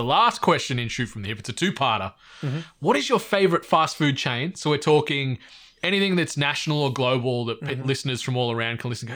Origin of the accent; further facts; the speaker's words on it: Cooma, New South Wales, Australia; growing up in Cooma, and my parents